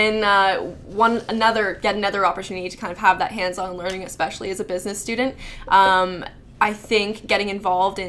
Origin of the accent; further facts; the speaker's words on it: North Bay, Ontario, Canada; I'm from North Bay